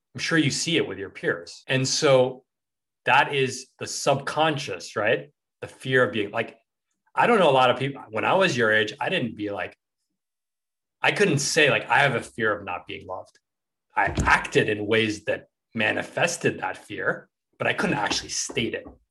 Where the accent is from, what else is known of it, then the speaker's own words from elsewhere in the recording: New York City, New York, United States; I grew up in New York City